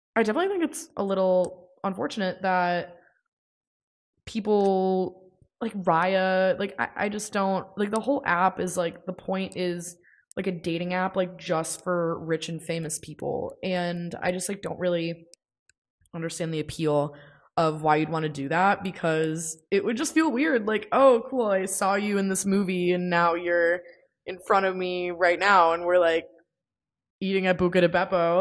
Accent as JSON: {"language": "English", "country": "United States", "said": "I don't really know a lot of, um, other languages, and many Americans don't, um, partially because of our school system"}